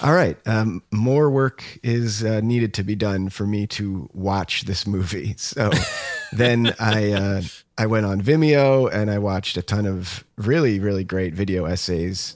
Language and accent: English; United States; what we are used to as American, you know, moviegoers.